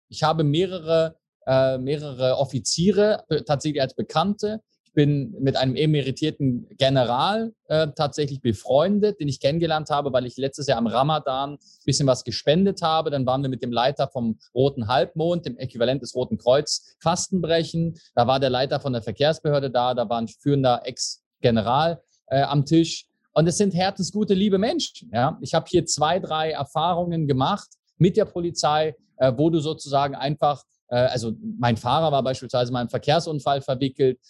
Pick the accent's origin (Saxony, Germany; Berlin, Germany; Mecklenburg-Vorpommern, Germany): Berlin, Germany; moved away as an adult; also born or lived in Switzerland; now in Dubai, United Arab Emirates; gebürtiger Deutscher, Berliner, wohne seit acht Jahren in der Schweiz, jetzt seit drei Jahren auch in den Emiraten, in Dubai